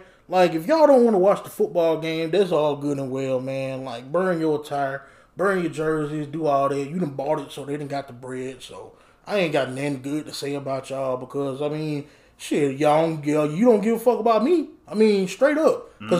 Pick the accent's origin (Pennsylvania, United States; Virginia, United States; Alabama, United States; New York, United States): Alabama, United States; Phenix City; And I'm from Phoenix City, Alabama, man. People that don't know about Phoenix City, we 30 minutes from Auburn. Like, I done been to Auburn a lot. Like, we right here up the street.